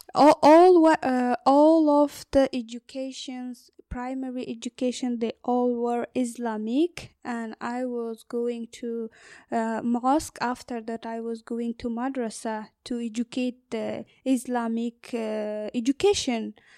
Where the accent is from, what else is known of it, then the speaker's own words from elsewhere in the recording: northern Afghanistan, Afghanistan; English is a second language; moved away as an adult; now in Ireland; I'm from the north part of Afghanistan.